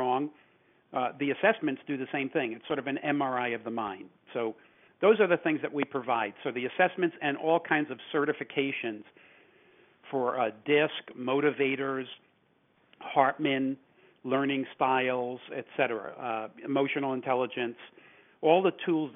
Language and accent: English; New York City, New York, United States; moved away; also born or lived in California; I was born and raised in New York City